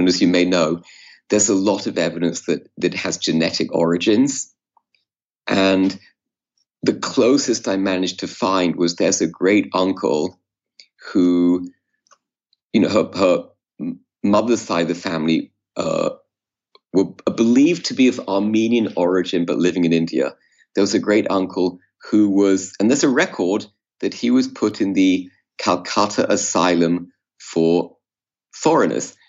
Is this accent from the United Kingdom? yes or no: yes; England, United Kingdom; I was growing up in England